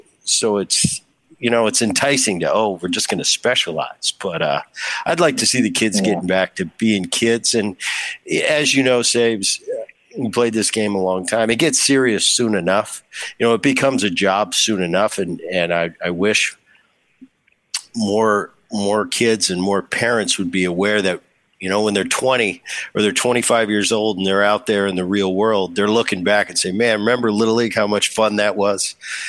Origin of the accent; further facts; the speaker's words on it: California, United States; in Southern Cal, I grew up in Orange County.